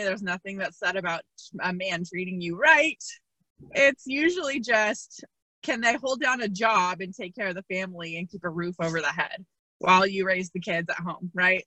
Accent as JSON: {"language": "English", "town": "Seattle", "region": "Washington", "country": "United States", "said": "I am from Seattle, Washington"}